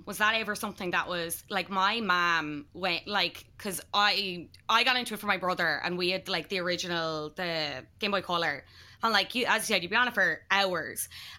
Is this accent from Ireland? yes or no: yes; Ireland; as Irish people